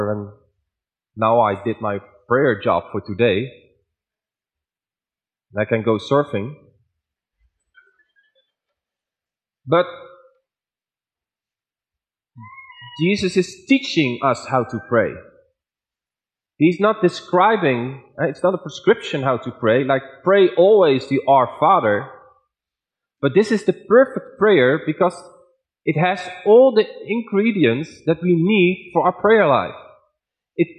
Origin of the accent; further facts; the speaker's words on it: Netherlands; accent: Dutch; English is a second language; now in Dordrecht, Netherlands; I was teaching in Ethiopia with a very strong Dutch accent and very poor English grammar